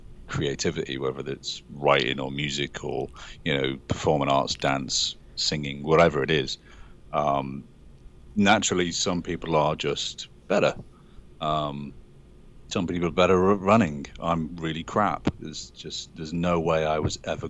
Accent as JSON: {"language": "English", "town": "Liverpool", "region": "North West England", "country": "United Kingdom", "tie": "born or raised there", "moved": "as an adult", "lives_now": "Los Angeles, United States", "said": "living in England, I was lucky enough I was born in Liverpool, and they have these wonderful museums there full of dinosaur skeletons and things. And so I spent quite a lot of my childhood sitting underneath these skeletons"}